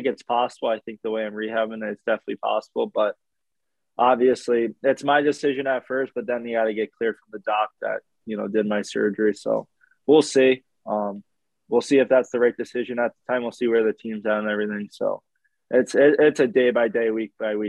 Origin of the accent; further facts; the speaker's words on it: New York, United States; also born or lived in North Dakota; now in Ottawa, Canada; I'm from New York